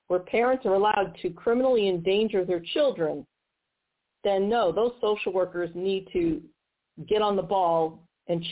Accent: Missouri, United States; my home state of Missouri

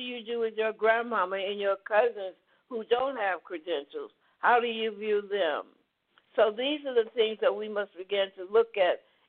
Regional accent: the South, United States; growing up in the South, in the segregated South

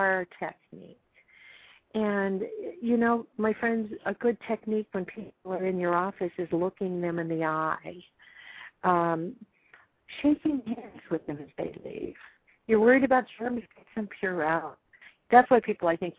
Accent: Los Angeles, California, United States; I'm an L.A. kid too, L.A. County kid.

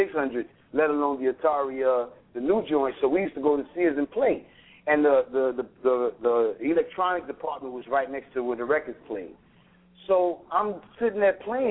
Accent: Chicago, Illinois, United States; also born or lived in Racine; I was living in Chicago. I'm from Chicago

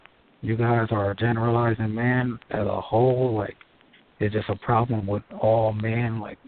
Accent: Los Angeles, California, United States; I'm from Michael, LA.

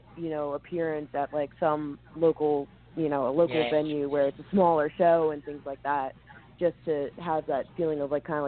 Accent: Red Bank, New Jersey, United States; moved away; also born or lived in Philadelphia, Pennsylvania; I grew up in Jersey, and I would come down here to the city

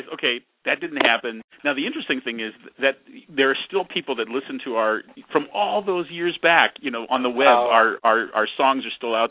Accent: San Francisco Bay Area, California, United States; born or raised there

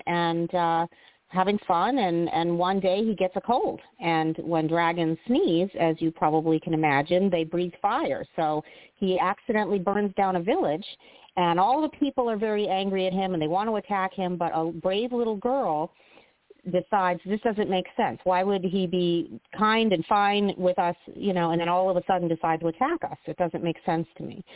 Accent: South Florida, United States; moved away; also born or lived in Chicago; I grew up in South Florida

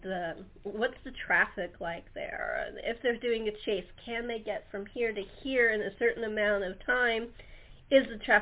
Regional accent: Los Angeles, California, United States; now in San Diego, United States; I grew up in Los Angeles

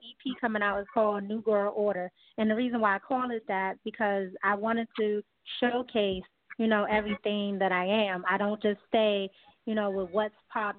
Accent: Washington, District of Columbia, United States; growing up in D.C., D.C.'s, very heavily musically inclined with go-go music

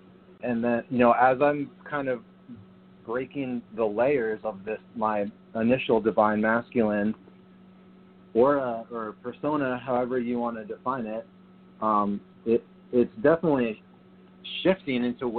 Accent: San Diego, California, United States; also born or lived in New Jersey; You know, I'm from San Diego. I lived in New Jersey in my teenage years, and I left home at 19 to join the Coast Guard.

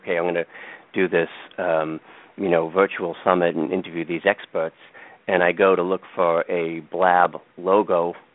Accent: Boston, Massachusetts, United States; accent: Boston; my Boston accent

